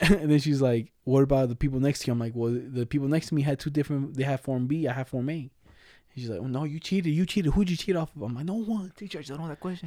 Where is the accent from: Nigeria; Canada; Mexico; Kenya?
Mexico; accent: Mexican Spanish; moved away; I was born in Mexico.